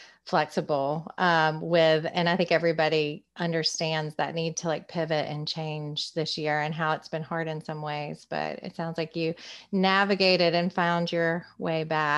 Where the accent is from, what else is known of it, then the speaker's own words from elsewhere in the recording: Concord, United States; now in Wilmington, United States; I said I was from Concord.